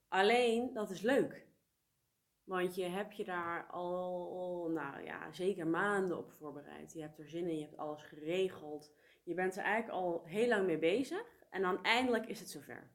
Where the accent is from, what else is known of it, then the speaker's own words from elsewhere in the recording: Netherlands; moved away as an adult; also born or lived in South Korea; mijn geboorteland. Ik ben hier geboren. Ja. Ehm, ik heb hier merendeel van mijn leven gewoond.